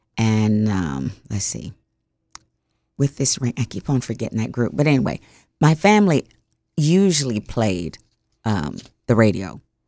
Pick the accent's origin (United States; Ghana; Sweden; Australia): Ghana; And I said, why do you think I come from Ghana? I came from Ghana.